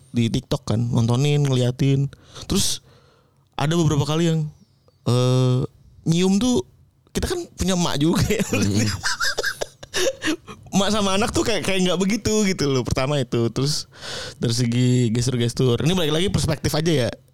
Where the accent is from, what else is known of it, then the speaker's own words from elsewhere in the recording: Java, Indonesia; now in Jakarta, Indonesia; dari Jawa ya eh aku perantau